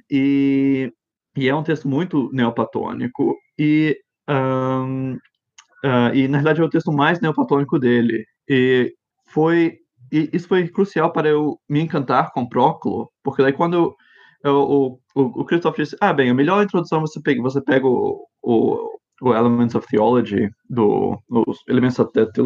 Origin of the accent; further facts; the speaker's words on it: Brasília, Federal District, Brazil; also born or lived in Japan / United States; eu cresci no exterior, um, eh, em Japão e nos Estados Unidos, e, e daí eu voltei para... Um, nasci em Brasília, mas saímos quando eu tinha um ano, e daí quando voltamos, eu tinha oito anos de idade, e ficamos lá 14 anos.